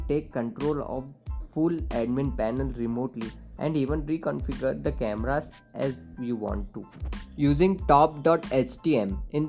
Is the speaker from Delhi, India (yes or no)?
no; Indore, Madhya Pradesh, India; I am from Indore itself. I have done my schooling from Daisy Dale School, Indore.